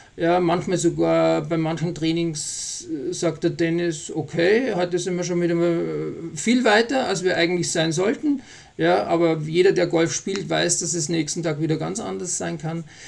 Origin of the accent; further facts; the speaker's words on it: Austria; now in Bavaria, Germany; ich bin ja Österreicher auch und wohne ja in Bayern